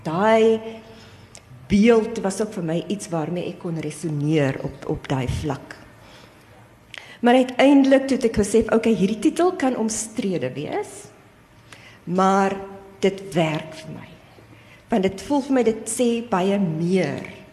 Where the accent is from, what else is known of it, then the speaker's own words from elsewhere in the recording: Cape Town, Western Cape, South Africa; Ek is self gebore in die Ooskaap. En ek was klein toe ons Kaap toe getrek het.